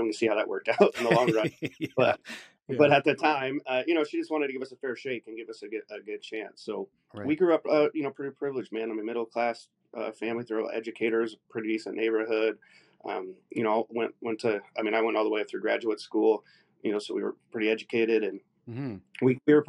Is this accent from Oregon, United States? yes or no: yes; Salem, Oregon, United States; I grew up in Salem, Oregon, out on the West Coast.